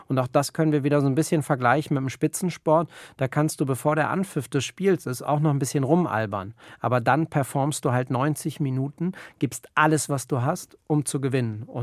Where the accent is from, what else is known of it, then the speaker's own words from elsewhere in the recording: Berlin, Germany; Und ähm, als Berliner hast du einfach eine, ein anderes Mindset. Du bist in, in einer vibrierenden Stadt groß geworden